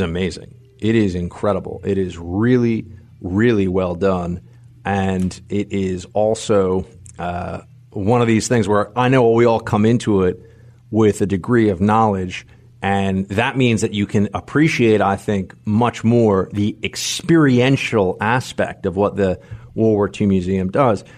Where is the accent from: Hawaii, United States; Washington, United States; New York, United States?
New York, United States; as a New Yorker